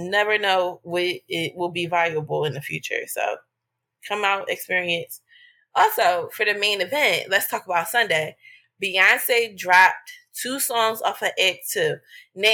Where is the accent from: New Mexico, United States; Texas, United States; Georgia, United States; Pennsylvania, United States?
Pennsylvania, United States; Philadelphia